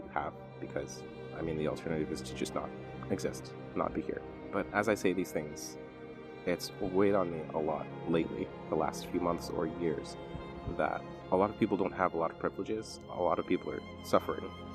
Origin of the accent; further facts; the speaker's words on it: United States; I'm lucky enough to have been born here